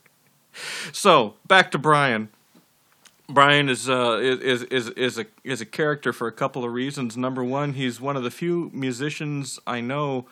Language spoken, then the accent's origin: English; Pomona, California, United States; Pomona, my hometown